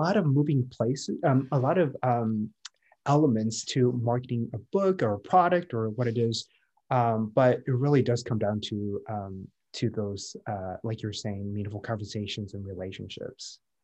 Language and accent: English; Midwest, United States; moved away as an adult; also born or lived in Minneapolis / San Francisco; now in San Diego, United States; was born and raised in the Midwest, lived in the Midwest all my life